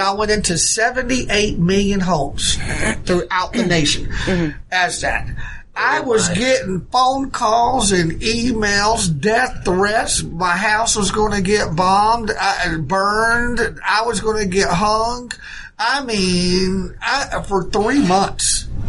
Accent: United States; I said, first of all, I'm an American.

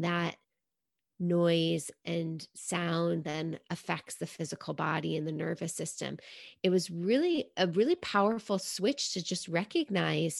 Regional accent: New York City, New York, United States; growing up in New York City

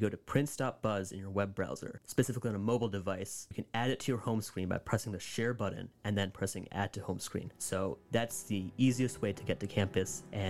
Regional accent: Chesterfield, New Jersey, United States; I'm a sophomore, so I'm in the class of 2024. I'm from Chesterfield, New Jersey, so it's about half an hour south of campus, so I'm pretty local to this area

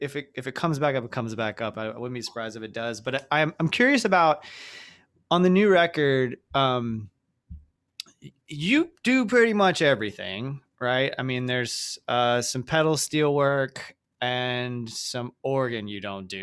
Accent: the South, United States; growing up in the South in different small towns

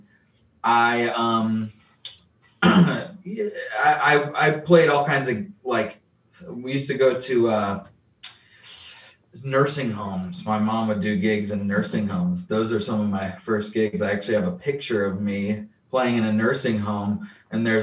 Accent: Detroit, Michigan, United States; moved away as an adult; also born or lived in Chicago / Boulder, Colorado; I was born in Chicago, grew up in Detroit, Midwest

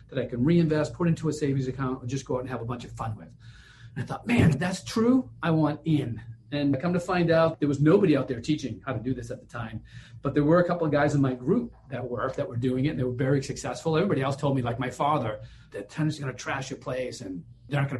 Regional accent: Boston, Massachusetts, United States; I'm from Boston

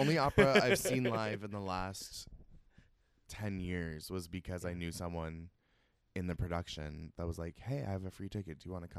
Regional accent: Seattle, Washington, United States; moved away as an adult; now in New York City, United States; I'm from Seattle originally

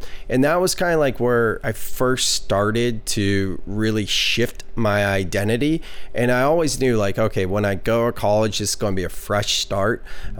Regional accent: Gilroy, California, United States; also born or lived in Chico; I grew up in Gilroy, so I'm local here.

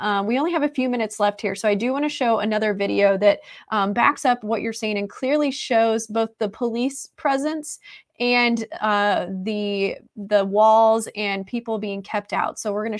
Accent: Midwest, United States; moved away; also born or lived in Florida; growing up in the Midwest and Tornado Alley, as well as experiencing major flooding in the Mississippi River bottoms, and then living for 8 years in Florida

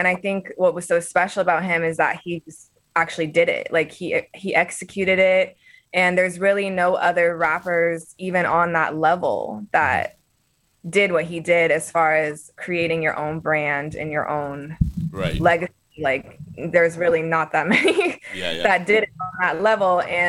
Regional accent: California, United States; now in Boston, United States; when I came to Boston, like I came from Southern California, but like the diversity in the city of Boston was so fresh and new for me.

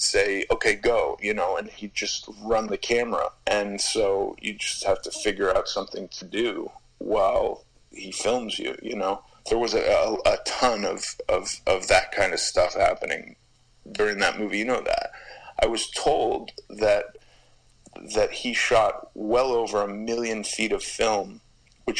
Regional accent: Los Angeles, California, United States; I grew up in Los Angeles, and there was a presence of skinheads, racist skinheads in Los Angeles when I was a kid

